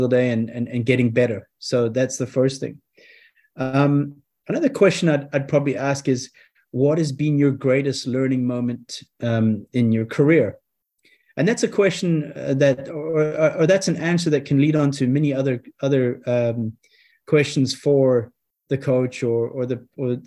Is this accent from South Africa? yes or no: yes; South Africa; growing up in South Africa